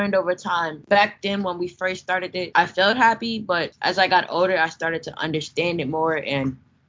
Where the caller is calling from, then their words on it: Atlanta, Georgia, United States; I'm calling in from Atlanta, Georgia.